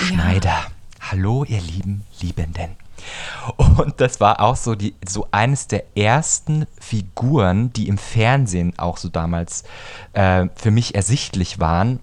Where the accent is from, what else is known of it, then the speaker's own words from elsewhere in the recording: Bavaria, Germany; also born or lived in Munich; diese sehr für mich empfundene bayerische Blase, in der ich mich befunden habe. Und bin dann erstmal nach München gezogen